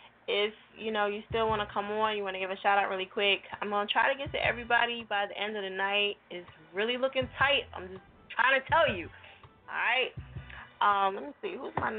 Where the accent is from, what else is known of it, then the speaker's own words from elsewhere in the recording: New Jersey, United States; I'm from Jersey, so you know I gotta represent.